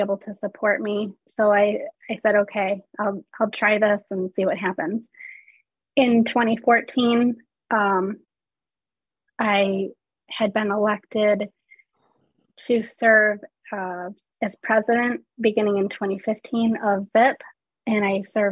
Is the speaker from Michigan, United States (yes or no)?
yes; Caledonia, Michigan, United States; I'm from Caledonia, Michigan, which is a little town outside of Grand Rapids, Michigan.